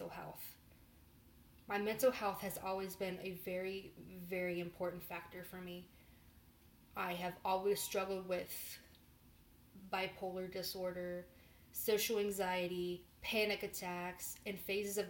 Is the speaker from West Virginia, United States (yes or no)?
yes; West Virginia, United States; moved away as an adult; also born or lived in Morgantown, West Virginia; now in Chicago, United States; I grew up on a farm that was located in West Virginia